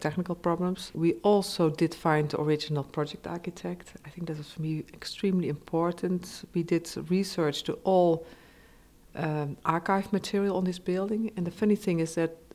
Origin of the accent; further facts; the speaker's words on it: south of the Netherlands, Netherlands; I'm from the Netherlands, so Germany, it's I, oh, in a way I was born very nearby, and I come from the same area, uh, the south of the Netherlands